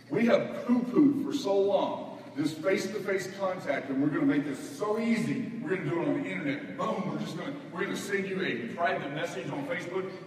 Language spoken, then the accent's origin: English; the South, United States; I come from the South. In the South, we're very polite.